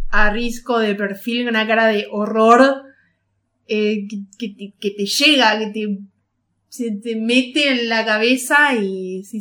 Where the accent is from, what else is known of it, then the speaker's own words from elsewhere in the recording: Tucumán, Argentina; Como tucumana jamás lo entenderé.